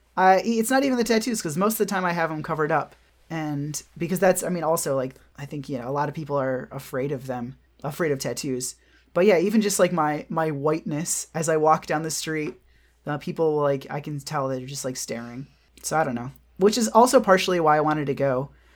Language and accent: English; Michigan, United States; moved away; also born or lived in New York / Austin; Michigan, my hometown